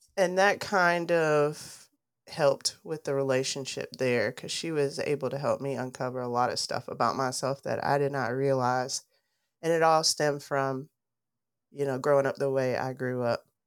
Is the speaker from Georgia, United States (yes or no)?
yes; Dalton, Georgia, United States; I grew up in Dalton, Georgia